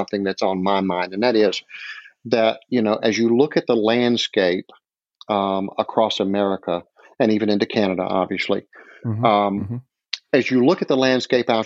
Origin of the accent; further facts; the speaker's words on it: the South, United States; I'm from the South